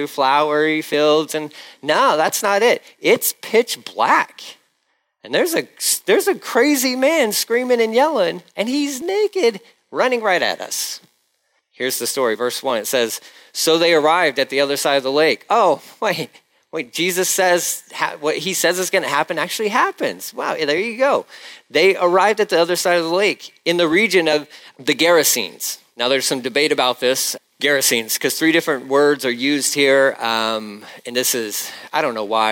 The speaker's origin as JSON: {"language": "English", "town": "Galveston", "region": "Texas", "country": "United States", "said": "I'm Galveston. Galveston. Where's that? Texas."}